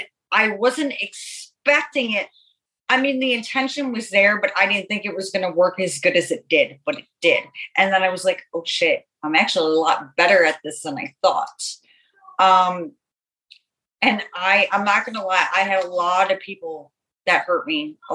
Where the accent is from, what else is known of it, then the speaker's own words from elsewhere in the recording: Buffalo, New York, United States; now in Florida, United States; I'm originally from Buffalo, New York. I'm in Florida now